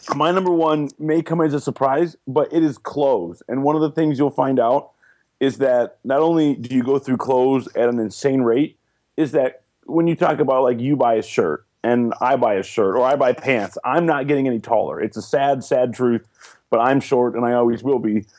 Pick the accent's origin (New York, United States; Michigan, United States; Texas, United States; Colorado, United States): Michigan, United States; Detroit; moved away; I'm from Detroit